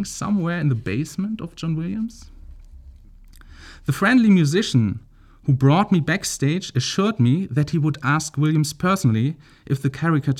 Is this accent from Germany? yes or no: yes; Celle, Lower Saxony, Germany; I'm originally from Celle near Hannover in northern Germany